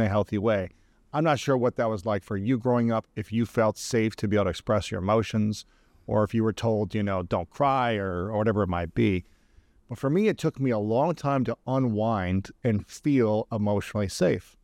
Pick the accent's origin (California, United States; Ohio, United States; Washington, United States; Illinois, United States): Ohio, United States; as a male growing up in Ohio